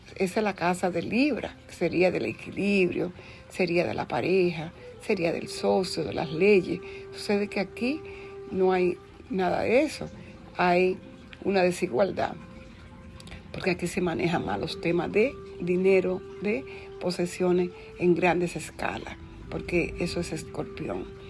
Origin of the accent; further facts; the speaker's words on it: Dominican Republic; yo nací en la República Dominicana un 4 de octubre